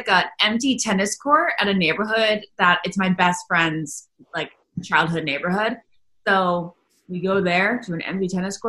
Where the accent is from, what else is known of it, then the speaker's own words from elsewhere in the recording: Northern Virginia, United States; moved away as an adult; Yeah, I lived here, you know, up until like 25, on and off until I was 26.